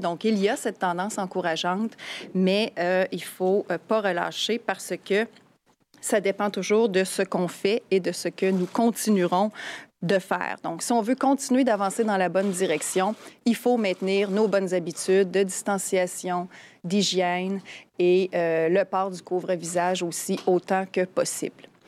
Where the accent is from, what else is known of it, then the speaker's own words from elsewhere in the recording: Quebec City, Quebec, Canada; chez nous à Québec